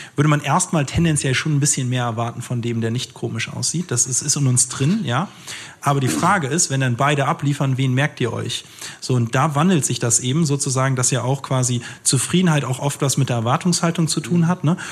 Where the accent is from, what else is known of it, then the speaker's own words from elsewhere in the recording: Germany; ich bin in Deutschland geboren, meine Mama ist Ägypterin